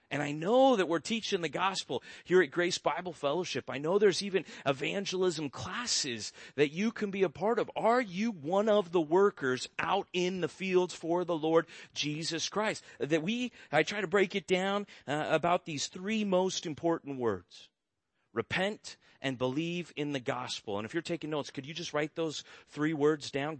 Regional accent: Orange County, California, United States; I grew up in Orange County

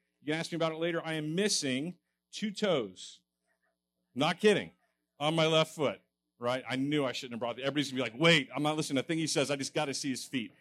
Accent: Texas, United States; moved away as an adult; now in Fresno, United States; I'm originally a Texan, so I'm an import

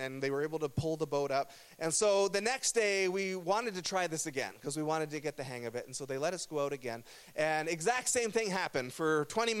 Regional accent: Burlington, Ontario, Canada; I grew up in Burlington, Ontario, which is in a region called Halton

